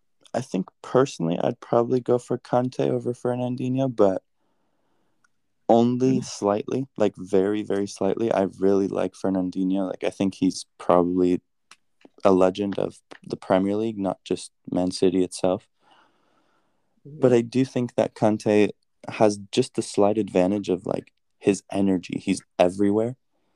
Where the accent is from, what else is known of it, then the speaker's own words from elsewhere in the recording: United States; as an American, as an honest American